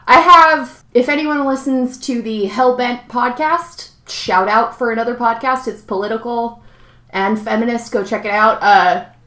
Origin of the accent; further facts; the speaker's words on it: Bay Area, California, United States; I'm from the Bay Area in California